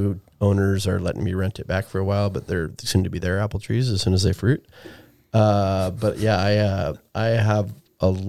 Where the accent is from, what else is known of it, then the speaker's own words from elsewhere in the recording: Palmer, Alaska, United States; I grew up in Palmer